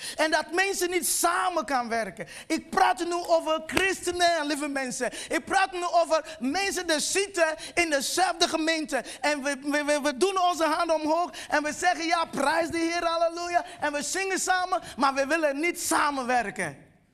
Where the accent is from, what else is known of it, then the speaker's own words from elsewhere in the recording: Nigeria; Dutch is a second language; now in Netherlands; ik kom oorspronkelijk uit Nigeria